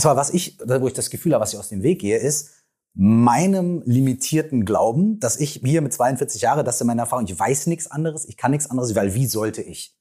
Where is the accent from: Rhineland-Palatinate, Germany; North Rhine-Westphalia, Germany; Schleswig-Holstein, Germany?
North Rhine-Westphalia, Germany; Minden; wir kommen beide aus der gleichen Stadt. Wir kommen aus Minden